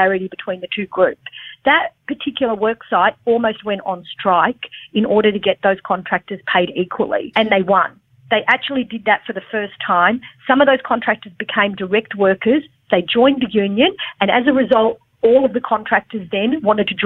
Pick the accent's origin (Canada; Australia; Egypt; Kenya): Australia; I'm an Australian, I'm Australian born, but I come from a migrant family